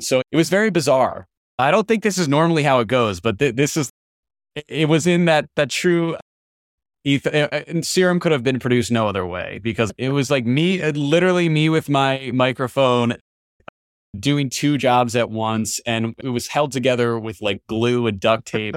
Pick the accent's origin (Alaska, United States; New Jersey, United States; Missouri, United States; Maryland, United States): New Jersey, United States; my small hometown in New, in New Jersey